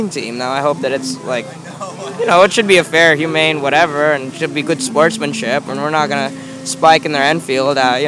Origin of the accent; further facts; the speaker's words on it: Washington, District of Columbia, United States; here in my hometown, Washington, D.C.